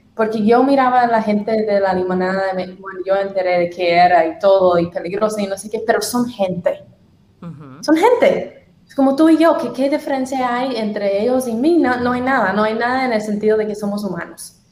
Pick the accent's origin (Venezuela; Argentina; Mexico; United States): United States; Tennessee; Spanish is a second language; moved away as an adult; now in Guatemala City, Guatemala; Sureña, soy de Tennessee.